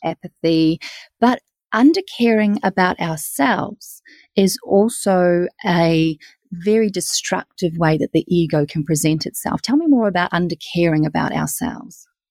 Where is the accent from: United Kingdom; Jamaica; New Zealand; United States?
New Zealand; I'm from New Zealand